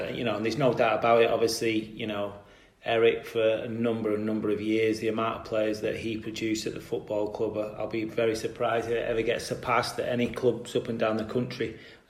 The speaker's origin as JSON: {"language": "English", "town": "Salford", "region": "North West England", "country": "United Kingdom", "tie": "born or raised there", "said": "anyone who knows Salford as a place, it's very much a red city. Obviously, Manchester's a big place. Greater Manchester's an even bigger place. But as a Salford lad"}